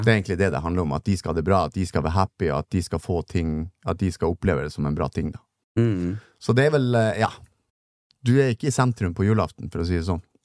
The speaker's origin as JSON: {"language": "Norwegian", "town": "Narvik", "region": "Nordland", "country": "Norway", "said": "Jeg er jo fra Narvik"}